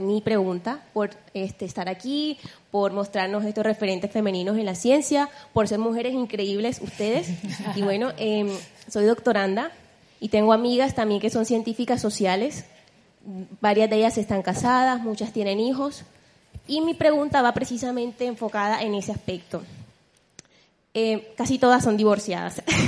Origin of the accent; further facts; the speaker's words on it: Colombia; moved away as an adult; now in Spain; vengo de Colombia